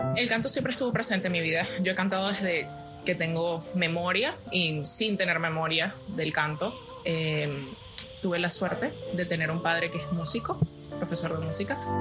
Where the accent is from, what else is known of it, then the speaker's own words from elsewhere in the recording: Venezuela; moved away; mi país